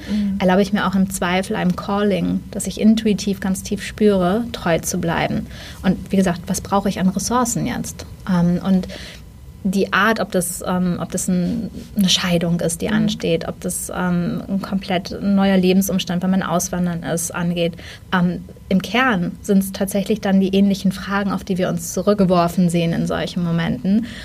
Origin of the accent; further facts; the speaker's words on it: Germany; als Deutsche